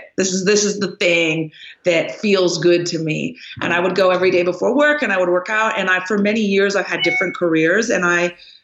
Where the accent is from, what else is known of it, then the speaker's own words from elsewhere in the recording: Canada; moved away; also born or lived in Los Angeles, United States / Lubbock, Texas, United States; I'm Canadian, but, I lived in LA for many years. And so it was really a culture shock for me coming from Canada